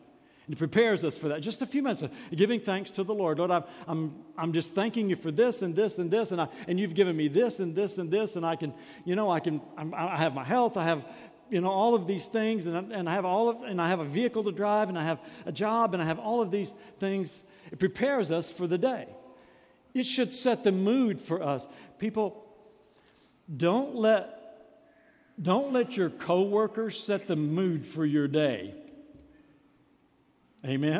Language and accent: English; United States; As American Christians